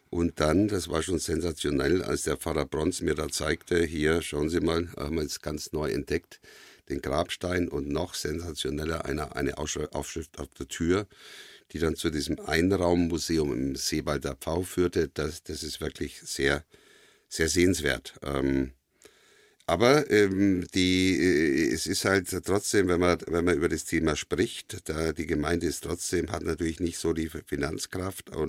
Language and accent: German; Bavaria, Germany; born there; also ich bin geboren in Oberfranken, in Asberg, Oberfranken und meine äh, Familie stammt aus Galizien, also heutige Ukraine.